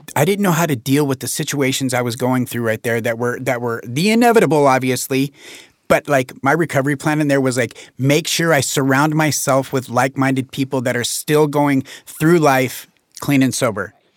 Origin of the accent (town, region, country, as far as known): Jackson County, Oregon, United States; born or raised there